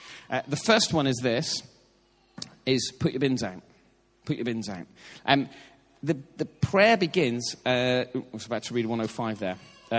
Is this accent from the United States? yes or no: no; Ireland; As an Irishman, I can sort of, like, with what's happening in politics in Northern Ireland at the moment